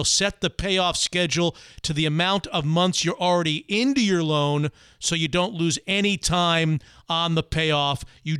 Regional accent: Seattle, Washington, United States; I'm from Seattle.

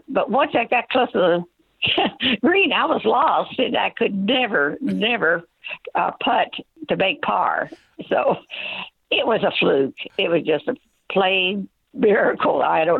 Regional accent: Arkansas, United States; now in Oxford, United States; I'm actually from Arkansas, but I've moved to so many locations through my years.

